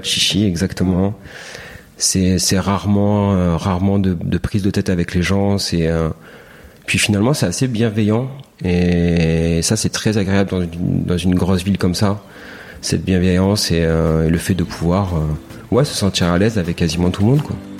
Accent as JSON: {"language": "French", "area": "near Toulon", "region": "Provence-Alpes-Côte d'Azur", "country": "France", "tie": "born or raised there", "also_born_or_lived": "Ollioules / Hyères / Lyon", "moved": "as an adult", "lives_now": "Marseille, France", "said": "Je suis né dans un petit village qui s'appelle Olioul, à côté à côté d'un autre petit village qui s'appelle Le Bossé, pas très très loin de Toulon. Euh, j'ai grandi à l'accro"}